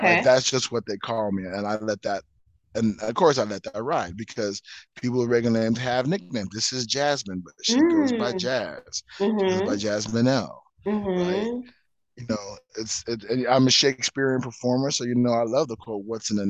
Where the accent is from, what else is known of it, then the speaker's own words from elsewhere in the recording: Southern California, United States; now in Las Vegas, United States; Born and raised in Southern California